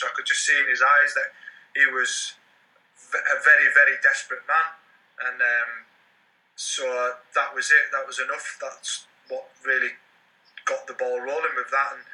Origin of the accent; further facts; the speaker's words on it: Carlisle, North West England, United Kingdom; in my hometown in Carlisle